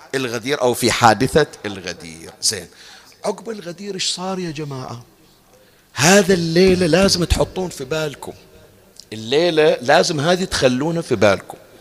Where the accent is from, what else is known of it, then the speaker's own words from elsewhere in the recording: Bahrain; عندنا بالبحرين